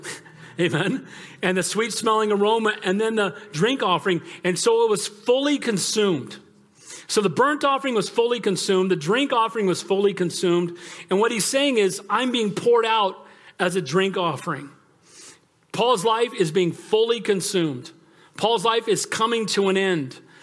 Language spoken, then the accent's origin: English; United States; far before I'm an American, I'm a Christian